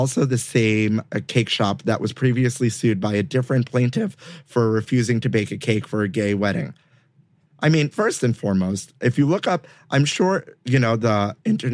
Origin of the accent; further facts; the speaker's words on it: New York City, New York, United States; I'm Brooklyn born and raised